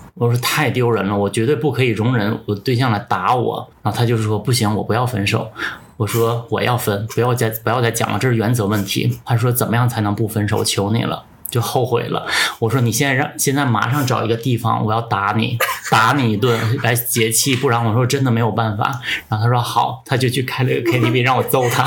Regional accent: Northeast China, China; 因为我是一个东北人，当时我也没有说去很多地方玩

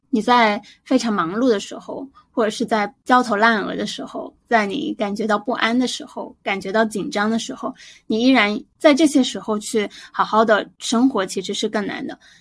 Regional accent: Guangdong, China; 作为一个广东人，我的饮食一直都比较清淡

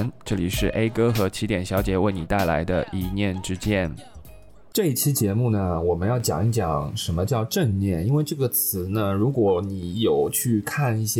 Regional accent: Shanghai, China; 因为我上海人嘛，

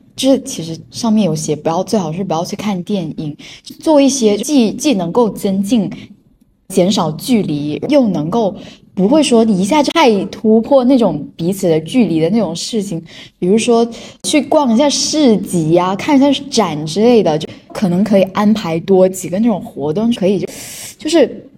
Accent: China; 我们中国人

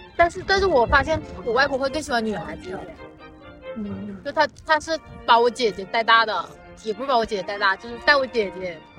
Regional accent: Huangshi, Hubei, China; 然后我，我的故乡，我是湖北人，所以我故乡在湖北

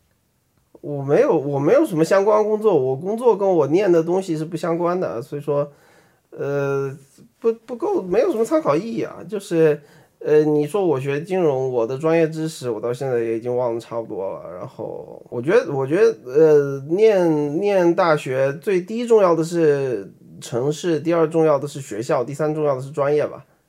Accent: Beijing, China; accent: Beijing accent (北京腔); 我们就上班儿，在那个北京上班儿

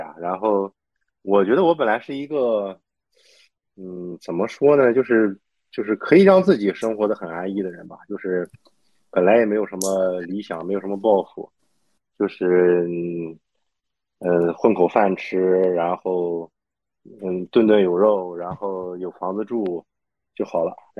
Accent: Baoding, Hebei, China; 我们保定人，我们我我老家是河北保定，就是生产驴肉火烧的地方。

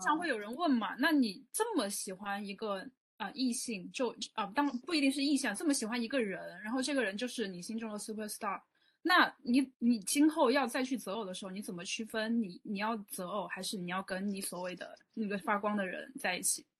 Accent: Southwest China, China; 我来自西南地区

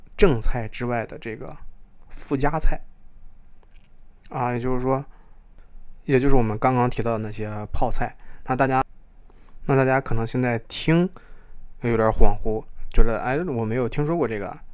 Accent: China; now in Toronto, Canada; 作为一个中国人传统中国人来说

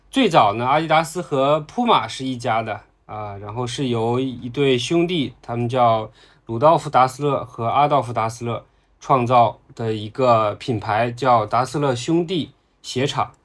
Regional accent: Heilongjiang, China; moved away; 我的老家在黑龙江啊

